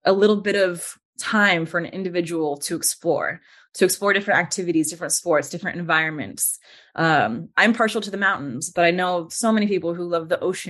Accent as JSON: {"language": "English", "town": "Las Vegas", "region": "Nevada", "country": "United States", "tie": "born or raised there", "said": "I grew up in Las Vegas, Nevada"}